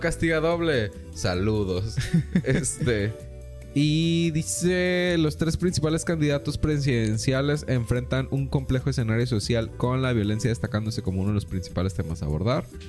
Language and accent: Spanish; Mexico; como mexicanos